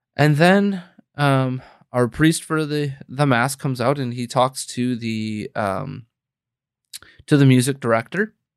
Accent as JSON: {"language": "English", "town": "Green Bay", "region": "Wisconsin", "country": "United States", "tie": "born or raised there", "moved": "as an adult", "lives_now": "Illinois, United States", "said": "my home state of Wisconsin where I grew up and was born and raised and, um, lived for the better part of thirty-plus years"}